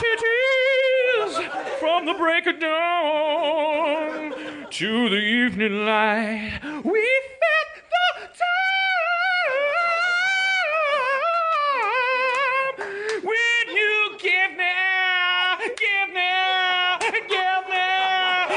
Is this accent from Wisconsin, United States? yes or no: yes; Milwaukee, Wisconsin, United States; moved away; I'm from Milwaukee. I know Polish culture